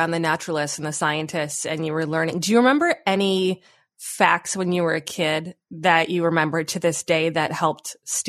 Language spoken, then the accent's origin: English; Ontario, Canada; Jen and I grew up in Ontario, surrounded by the Great Lakes.